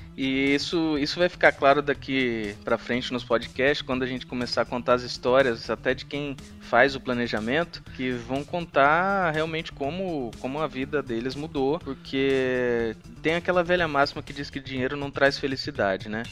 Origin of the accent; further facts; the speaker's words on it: interior of Minas Gerais, Brazil; also born or lived in São Paulo; Eu sou de Minas, sou do interior de Minas